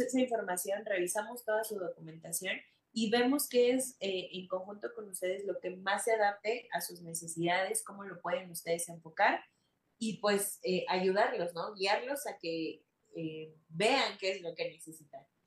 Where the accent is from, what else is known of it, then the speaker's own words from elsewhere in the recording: Mexico; somos mexicanos